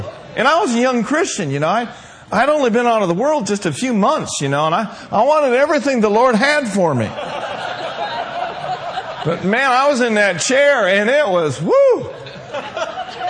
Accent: Minneapolis, Minnesota, United States; also born or lived in Willmar, Minnesota; I grew up in Minneapolis-St. Paul area, Minneapolis side

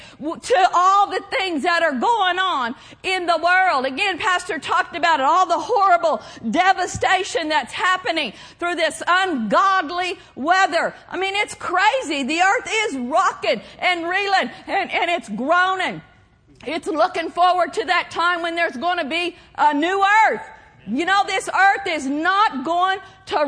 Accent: Pawnee, Oklahoma, United States; moved away; I'm from Pawnee, Oklahoma, and I have a lot of relatives that still live there

